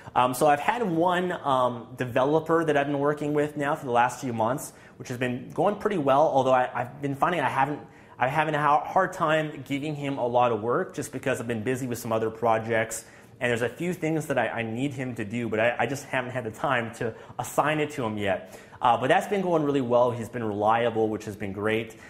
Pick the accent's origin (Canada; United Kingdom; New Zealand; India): Canada; being Canadian